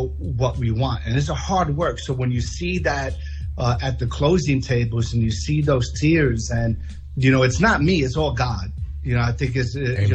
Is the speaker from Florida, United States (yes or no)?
no; New York, United States; moved away as an adult; now in Atlanta, United States; I'm from New York, Low East Side, yes, low income housing, the projects, born and raised.